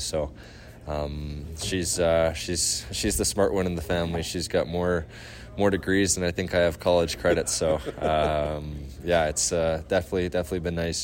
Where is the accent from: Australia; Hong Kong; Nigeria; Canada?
Canada; near Langley, British Columbia; Trinity Western in Langley, uh, which is right by my hometown